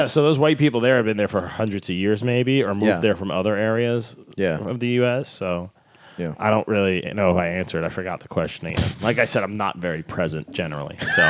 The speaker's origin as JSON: {"language": "English", "region": "New York", "country": "United States", "tie": "born or raised there", "also_born_or_lived": "Florida", "accent": "New York", "said": "Like I don't speak Italian or German. I've been there, but as an American tourist. So it's more that Northeast New York"}